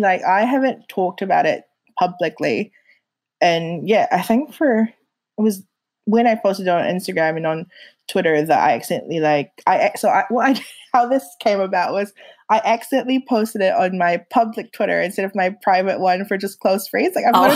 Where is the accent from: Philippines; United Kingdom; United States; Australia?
Philippines; now in New Zealand; when people ask me where I'm from, I grew up in the Philippines, but I really feel like New Zealand is home because it's where I grew up in that sense, where I grew into myself.